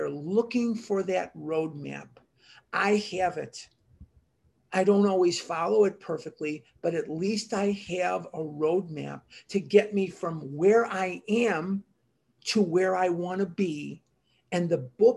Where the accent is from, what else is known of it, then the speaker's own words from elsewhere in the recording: Chicago, Illinois, United States; now in Scottsdale, United States; When I was a little kid growing up in Chicago